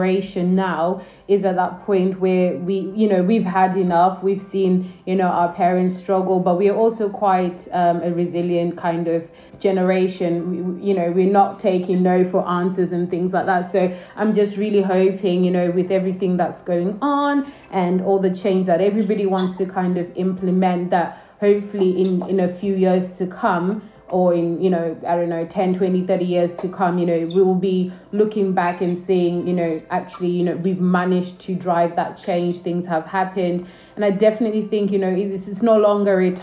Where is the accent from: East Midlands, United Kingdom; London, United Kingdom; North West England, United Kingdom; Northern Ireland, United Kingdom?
East Midlands, United Kingdom; Northampton; I also went to school in Northampton